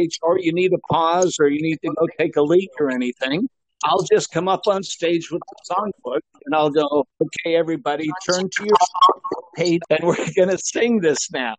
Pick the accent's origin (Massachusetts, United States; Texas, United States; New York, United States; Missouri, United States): Massachusetts, United States; moved away as an adult; also born or lived in Okinawa; I grew up in Massachusetts